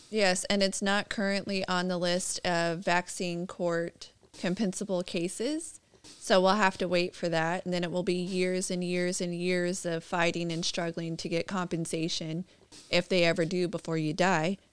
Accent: California, United States; I'm born and raised in California

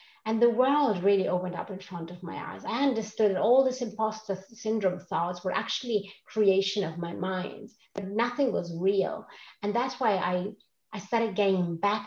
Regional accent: Rome, Lazio, Italy; English is a second language; moved away as an adult; also born or lived in Switzerland; now in Stockholm, Sweden; I grew up in Rome, in Italy, with an Italian family

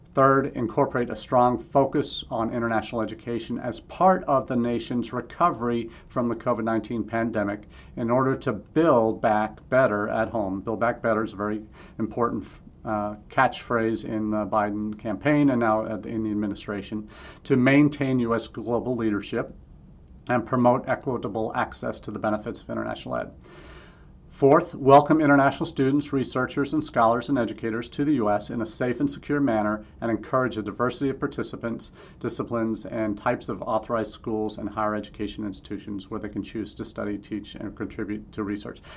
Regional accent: Missouri, United States; I grew up in Missouri, so you still gotta show me

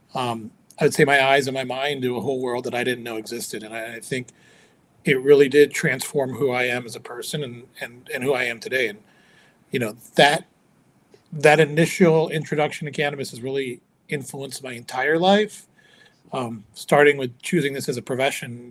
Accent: Chicago, Illinois, United States; moved away; also born or lived in California; as I was growing up in America, as you know, this kid of immigrant parents, um, I was you know I, hanging out with kids from all other ethnicities and cultures. You know, um, met a lot of really cool dudes and um, the Chicagoland area

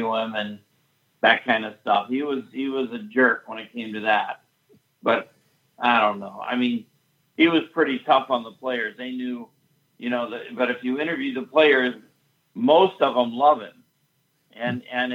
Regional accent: Indiana, United States; moved away as an adult; also born or lived in Iowa; now I'm from Indiana

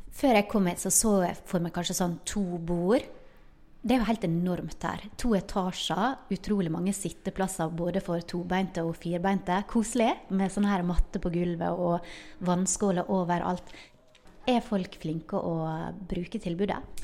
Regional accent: Ålesund, Møre og Romsdal, Norway; moved away; Da er jeg på ferie i hjembyen min Ålesund

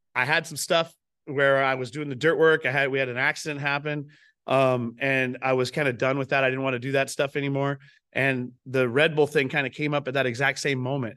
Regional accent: Pacific Northwest, United States; I grew up up here in the Northwest.

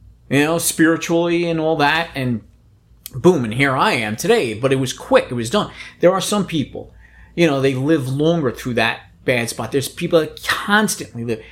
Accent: New York City, New York, United States; I grew up in the Bronx, New York

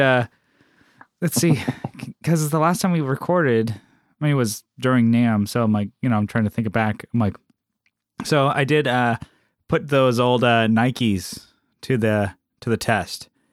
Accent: San Diego, California, United States; moved away; we're, we're, we're from San Diego, so we don't get that weather

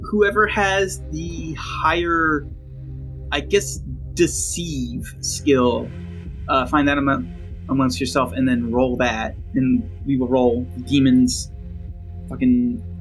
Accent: New Jersey, United States; I'm from Jersey. I'm from the eastern side of hell.

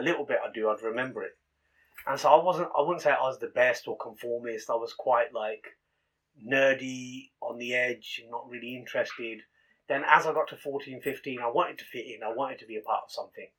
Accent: Northampton, East Midlands, United Kingdom; I was born here in Northampton, okay. and obviously born to Punjabi Sikh uh, parents

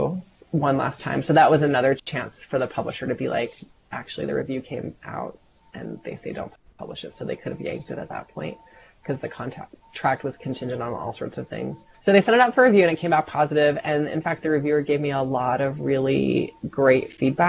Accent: United States; I'm American

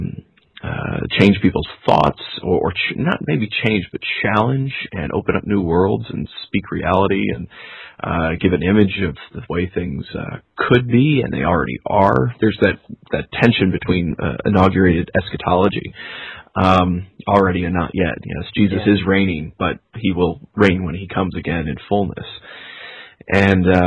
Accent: New York, United States; I'm from New York

